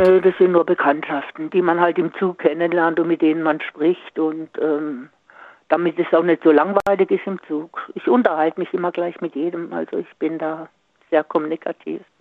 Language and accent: German; Singen, Baden-Württemberg, Germany; moved away; ich komme ja aus Singen